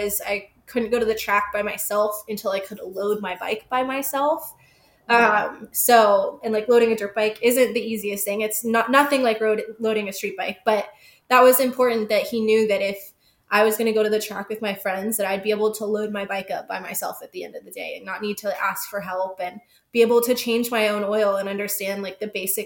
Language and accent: English; Georgia, United States; now in California, United States; I'm from Georgia. I'm from the East Coast